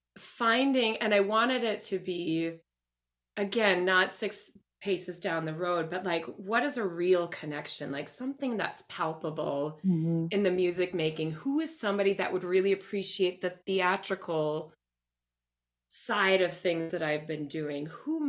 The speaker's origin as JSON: {"language": "English", "town": "Minneapolis", "region": "Minnesota", "country": "United States", "lives_now": "Sacramento, United States", "said": "I'm from Minneapolis originally, adored this theater company."}